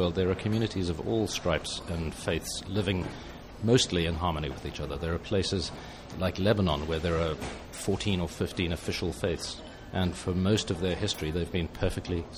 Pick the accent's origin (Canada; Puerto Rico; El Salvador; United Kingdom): United Kingdom; accent: British